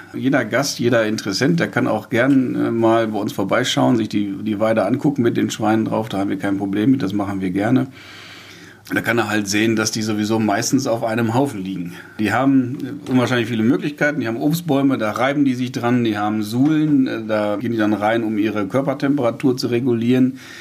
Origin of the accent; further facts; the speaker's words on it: Lüdenhausen, North Rhine-Westphalia, Germany; Ich komme aus Lüdenhausen kleines Dorf